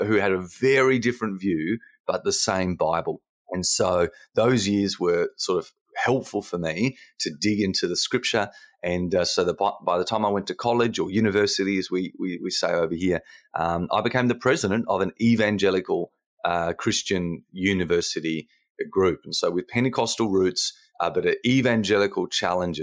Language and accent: English; Australia; as the Aussie in the room